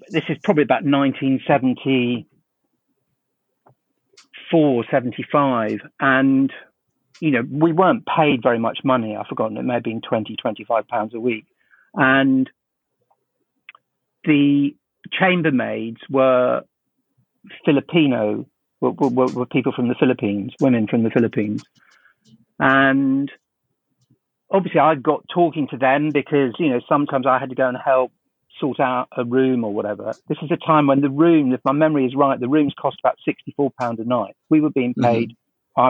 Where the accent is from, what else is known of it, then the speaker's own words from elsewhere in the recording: London, United Kingdom; I grew up in South London